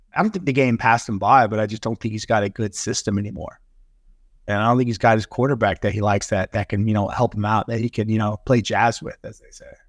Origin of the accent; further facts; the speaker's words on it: Grapevine, Texas, United States; I grew up in Grapevine